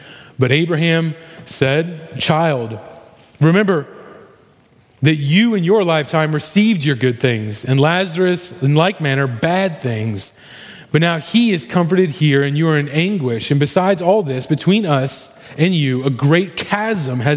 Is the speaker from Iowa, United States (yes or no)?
no; Missouri, United States; I grew up in Missouri.